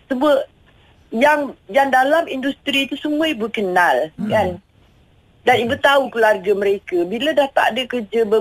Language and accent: Malay; Ipoh, Perak, Malaysia; accent: Perak dialect; Saya memang orang Ipoh. Ha. Mak saya arwah mak orang Penang.